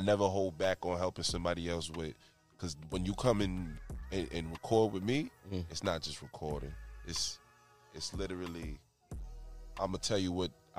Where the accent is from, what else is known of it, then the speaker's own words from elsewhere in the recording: Lakeview, New York, United States; also born or lived in Wheatley Heights, New York; now in Suffolk County, United States; Hometown Lakeview